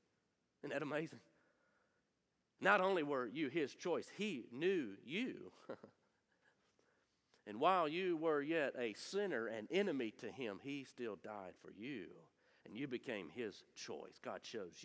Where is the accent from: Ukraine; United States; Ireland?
United States; Munford; I'm from Munford. There's nothing royal in Munford. I promise you that. I'm from there. I can say it. I that's okay. I grew up there